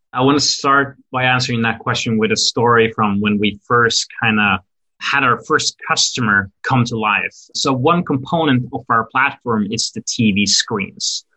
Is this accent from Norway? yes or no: yes; Norway; moved away as an adult; also born or lived in Brooklyn, New York; now in New York, United States; I'm actually, you know, born and raised in Norway in Europe